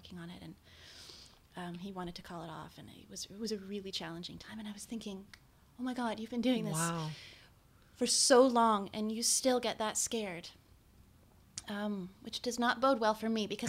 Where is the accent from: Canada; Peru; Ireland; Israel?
Canada; Victoria, British Columbia; also born or lived in Terrace, British Columbia; I actually was born in Terrace, but I grew up in Victoria.